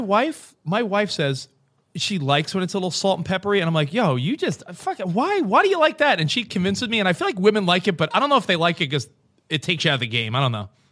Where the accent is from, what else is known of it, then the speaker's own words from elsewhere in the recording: New York, United States; moved away as an adult; also born or lived in Woodland Hills, Los Angeles; now in Los Angeles, United States; I'm a New Yorker, and we've been out here, like, five years